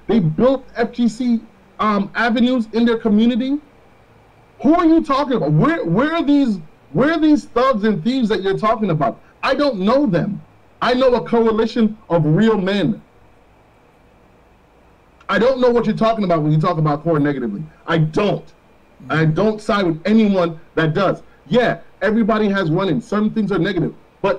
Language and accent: English; Florida, United States; We grew up in Florida. We know that.